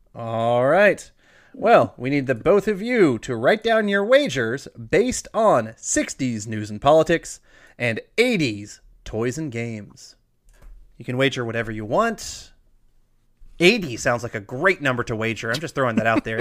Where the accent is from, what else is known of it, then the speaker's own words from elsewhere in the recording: Iowa, United States; I was born in Iowa. I love Iowa